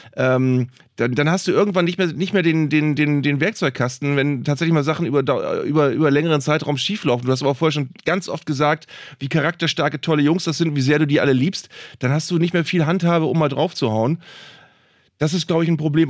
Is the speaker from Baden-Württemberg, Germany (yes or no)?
no; Bremen, Germany; als Bremer